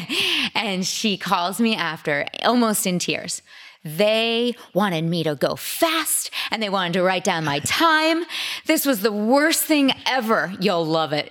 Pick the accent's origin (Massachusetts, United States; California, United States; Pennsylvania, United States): Massachusetts, United States; Sudbury; also born or lived in Yonkers, New York; I grew up outside Boston, um, in a suburb around, about thirty minutes outside